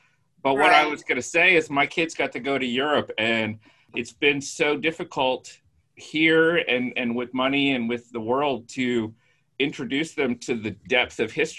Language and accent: English; Indiana, United States; growing up in Indiana, it's hard to feel a sense of heritage.